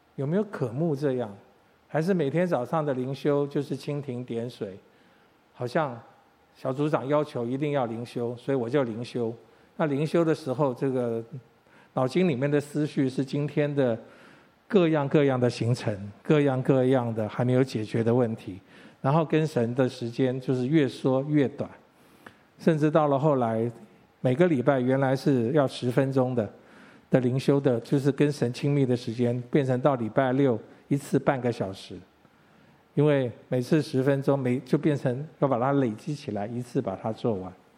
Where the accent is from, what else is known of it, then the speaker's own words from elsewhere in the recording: Taipei, Taiwan; 我从小在这个教会长大